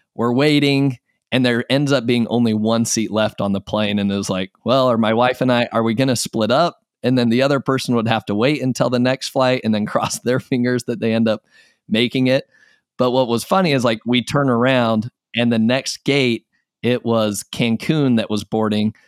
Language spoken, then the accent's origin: English; Utah, United States; moved away as an adult; now in Texas, United States; I am originally from Utah